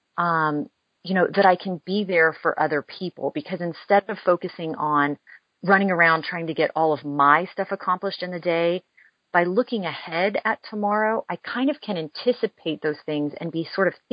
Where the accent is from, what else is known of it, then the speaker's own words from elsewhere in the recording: Houston, Texas, United States; also born or lived in Dallas; I'm a lifelong Texan. I grew up in Houston and then moved to Dallas when I was in high school.